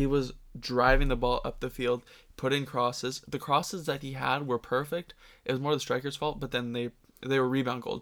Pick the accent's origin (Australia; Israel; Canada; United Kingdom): Canada; being Canadian